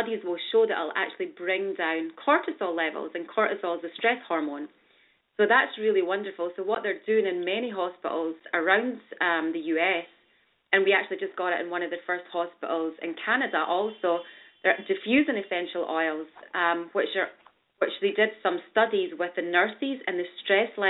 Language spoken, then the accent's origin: English; Scotland, United Kingdom; now in New York City, United States; I'm from Scotland